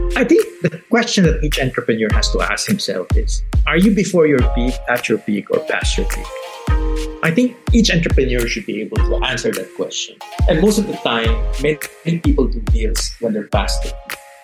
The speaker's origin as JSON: {"language": "English", "town": "Manila", "region": "Metro Manila", "country": "Philippines", "tie": "born or raised there", "also_born_or_lived": "Hong Kong / Singapore", "moved": "as an adult", "said": "I managed to negotiate a return to Manila, my hometown"}